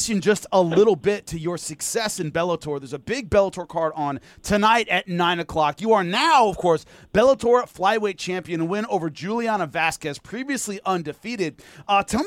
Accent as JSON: {"language": "English", "town": "Long Beach", "region": "California", "country": "United States", "tie": "born or raised there", "said": "I'm from Long Beach, California"}